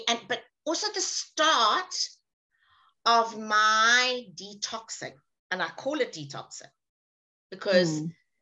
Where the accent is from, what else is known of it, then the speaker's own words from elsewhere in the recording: South Africa; also born or lived in England; Being South African was very interesting for me